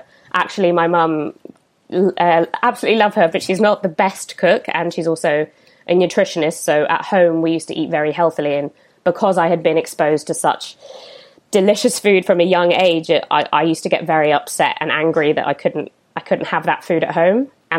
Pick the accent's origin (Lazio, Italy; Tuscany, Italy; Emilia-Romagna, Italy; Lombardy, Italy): Tuscany, Italy; restaurants around where I grew up in Tuscany